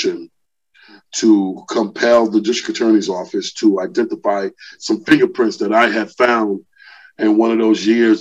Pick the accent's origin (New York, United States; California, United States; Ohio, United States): New York, United States; New York City; moved away as an adult; also born or lived in Queens, New York City; now in Georgia, United States; I was born in Queens, Hollis, Queens. And then I moved into Brooklyn in the late 70s, where I was raised off of Marcy Avenue in Brooklyn